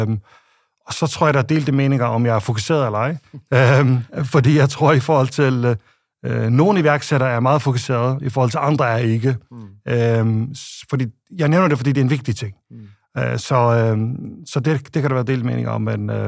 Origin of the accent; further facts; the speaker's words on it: Faroe Islands; moved away as an adult; jeg kommer fra Færøerne og, øh, og har boet de første 22 øh, år på Færøerne, som er et lille sted øh, midt i Nordatlanten